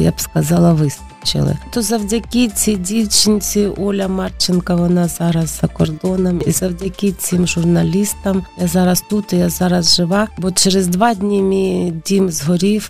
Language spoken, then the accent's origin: Ukrainian; Mariupol, Donetsk Oblast, Ukraine; moved away as an adult; also born or lived in Kharkiv / Kyiv / Zaporizhzhia; now in Lviv, Ukraine; Я з Маріуполя, я там народилась, я там жила.